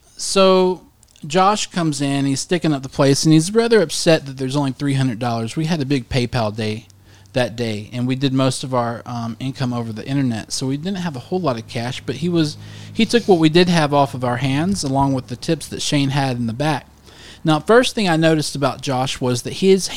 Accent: Cedar Grove, United States; also born or lived in Highland; I was born in Cedar Grove

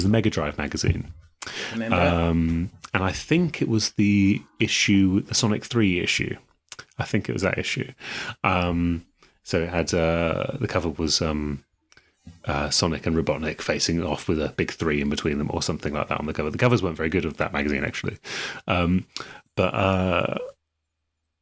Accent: East of England, United Kingdom; growing up in England at that time

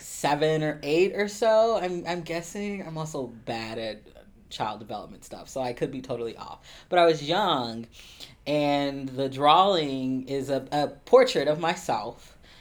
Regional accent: Columbus, Ohio, United States; I'm originally from Columbus, Ohio. I'm a, a Midwesterner through and through

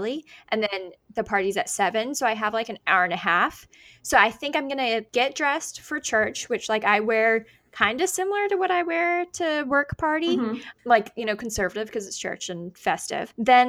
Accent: the South, United States; I've only been to them in the South, but that's because I grew up in the South.

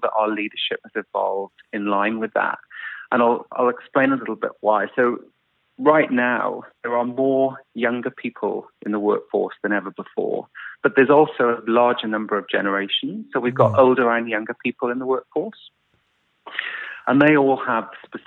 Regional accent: South Wales, United Kingdom; moved away as an adult; I grew up in South Wales in the UK in the 70s and 80s. And I stayed in the UK till about 12 years ago.

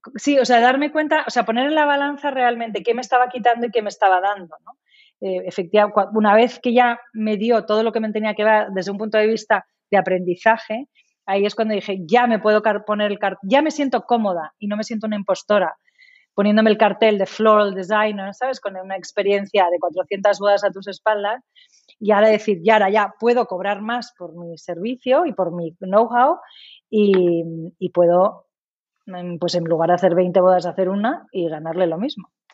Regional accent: Spain; also born or lived in England; yo recuerdo cuando estábamos internos en Inglaterra y fíjate que siendo medio inglesa sí que echaba de menos España

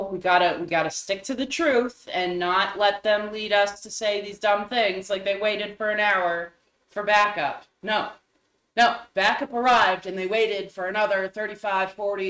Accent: Uvalde, Texas, United States; there was another mass shooting today, this time in my hometown of Uvalde, Texas.

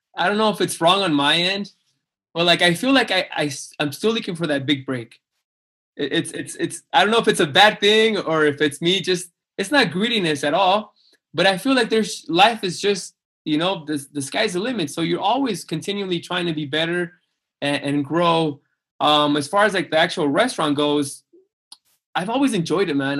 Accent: Mexicali, Baja California, Mexico; born or raised there; moved away as an adult; also born or lived in Calexico, California, United States / Los Angeles, United States; now in Utah, United States

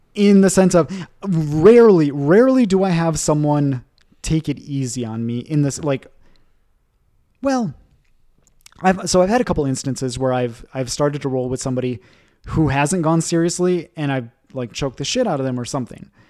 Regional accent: Michigan, United States; moved away as an adult; also born or lived in Japan / Boston / Ecuador / Geneva; in Michigan, in my hometown, we, we do have one

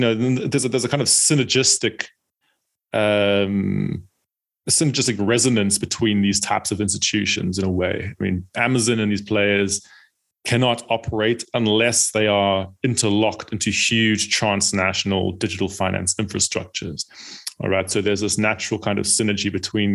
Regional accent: South Africa; now in United Kingdom; I'm from South Africa originally, and but then I, at some point, moved to the UK

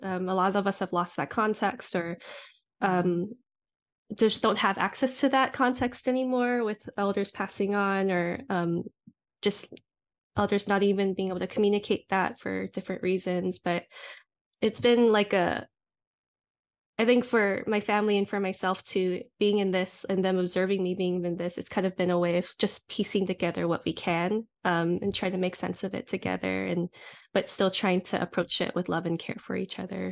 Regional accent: Oahu, Hawaii, United States; now in Seattle, United States; I am based in Seattle, Washington currently, but um, was born and raised in Hawaii on Oahu.

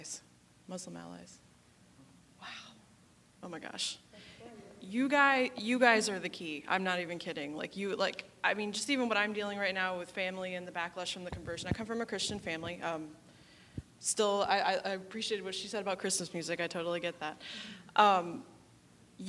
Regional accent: Ohio, United States; I'm from Ohio

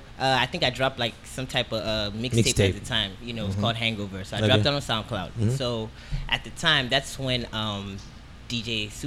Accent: United States; I'm from Yankee

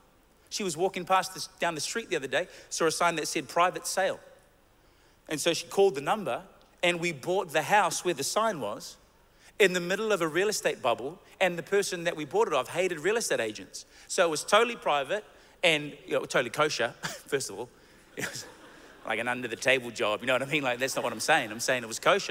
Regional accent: New Zealand; we're from New Zealand

